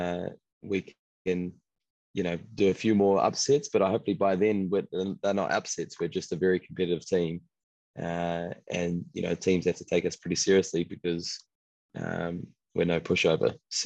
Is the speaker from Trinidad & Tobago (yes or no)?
yes; Trinidad & Tobago; and my home country is Trinidad. See family there, which would be really cool.